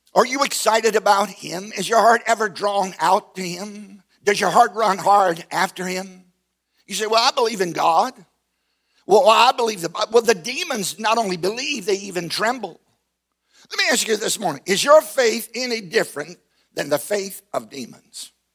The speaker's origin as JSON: {"language": "English", "area": "Southside", "region": "Virginia", "country": "United States", "tie": "born or raised there", "said": "I grew up in Southside, Virginia, on a tobacco farm"}